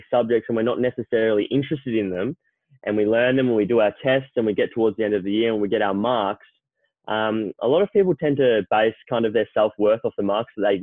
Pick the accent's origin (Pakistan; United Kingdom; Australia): Australia; Melbourne, Victoria; I grew up in Melbourne, still in Melbourne. Haven't lived anywhere else but Melbourne.